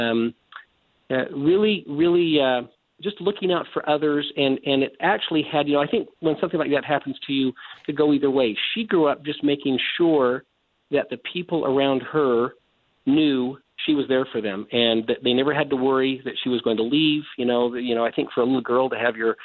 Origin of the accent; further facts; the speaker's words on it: Salt Lake City, Utah, United States; I was born right here where I still live. I was born in Salt Lake City, Utah